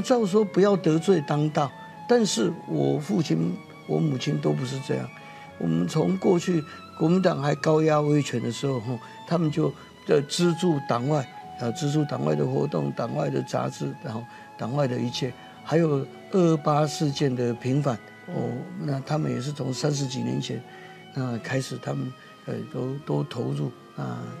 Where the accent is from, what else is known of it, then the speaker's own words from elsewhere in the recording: Taiwan; 他看到我们台湾人民的苦难